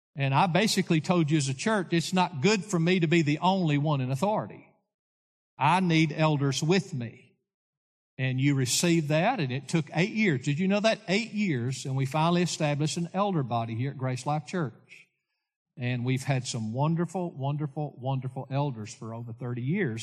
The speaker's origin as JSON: {"language": "English", "town": "Lawrenceburg", "region": "Tennessee", "country": "United States", "tie": "born or raised there", "said": "I grew up in Lawrenceburg, Tennessee"}